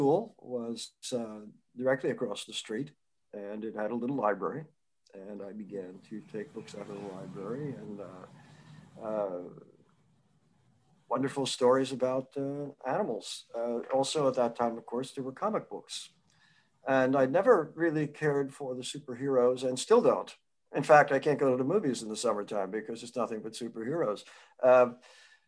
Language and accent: English; Peekskill, New York, United States; I grew up in Northern Westchester near Peekskill